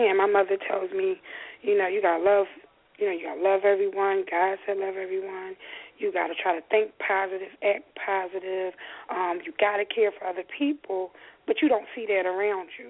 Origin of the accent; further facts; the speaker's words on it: Philadelphia, Pennsylvania, United States; I grew up in North Philadelphia.